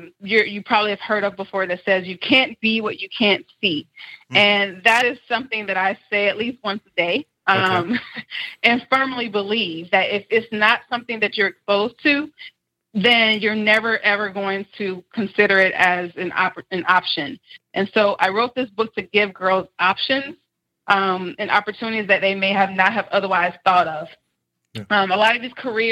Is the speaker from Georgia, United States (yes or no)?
yes; Decatur, Georgia, United States; I grew up in DeKalb County schools in mm-hmm. Decatur, Georgia